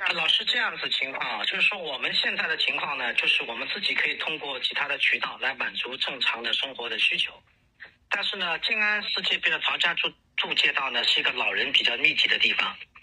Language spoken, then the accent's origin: Chinese; Shanghai, China; 你还要我们上海人怎么样